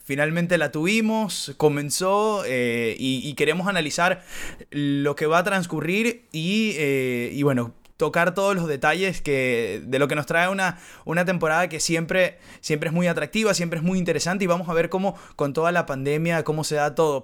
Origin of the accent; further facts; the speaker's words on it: Venezuela; moved away as an adult; nosotros que crecimos en Venezuela y que hicimos hasta carrera profesional, hasta luego nos, nos, nos tocó emigrar